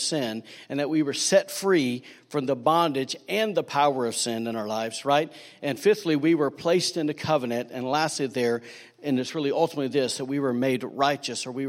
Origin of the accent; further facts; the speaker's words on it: Alabama, United States; now in Rockport, United States; I'm from Manpodunk, Redneck, Alabama